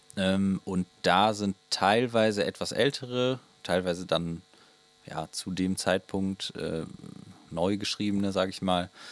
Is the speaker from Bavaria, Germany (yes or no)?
no; Willich, North Rhine-Westphalia, Germany; wir kommen beide aus Anrat